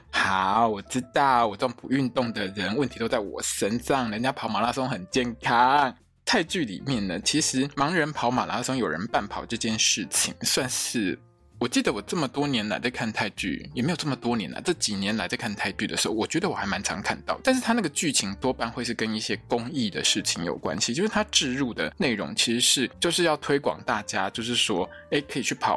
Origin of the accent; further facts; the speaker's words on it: Italy; Chinese is a second language; 他的伴手礼就是我们意大利人最最最讨厌，上面全部都是 on 来的那个披萨。